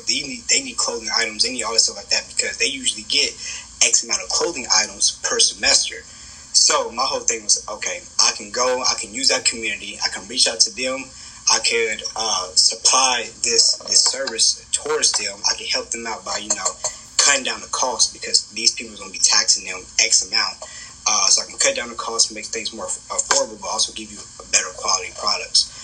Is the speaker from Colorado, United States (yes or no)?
no; Kansas City, Kansas, United States; I come from Wyandotte County, right, Kansas City, Kansas.